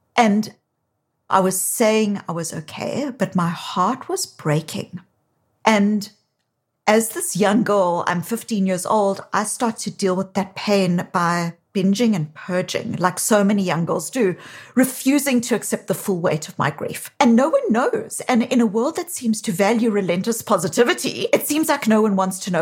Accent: South Africa; now in Boston, United States; you can hear from my accent. While I live in Boston, I'm originally from South Africa

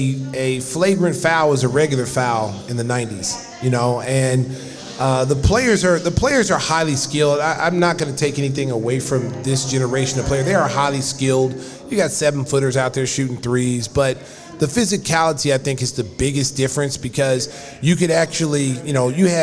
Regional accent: Oklahoma, United States; moved away; Growing up in Oklahoma

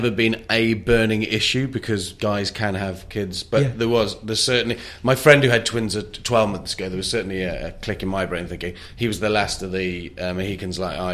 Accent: North Wales, United Kingdom; moved away; also born or lived in New York; I'm from Wales, North Wales

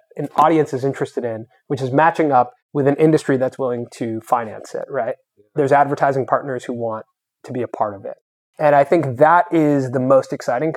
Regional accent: Los Angeles, California, United States; also born or lived in Santa Cruz; I grew up here in Venice Beach

